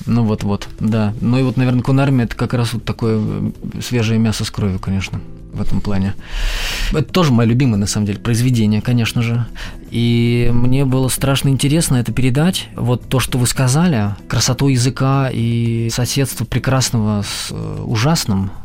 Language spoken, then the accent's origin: Russian; Omsk, Omsk Oblast, Russia; moved away; also born or lived in Saint Petersburg; я же из Омска сам